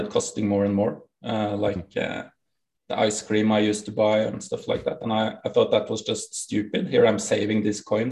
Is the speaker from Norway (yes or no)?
yes; Norway; accent: Norwegian; English is a second language; I'm from Norway. That's correct. We have the most broken English accent in the world